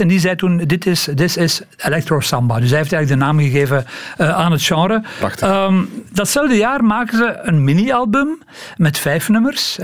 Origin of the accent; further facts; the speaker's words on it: Belgium; als Belgen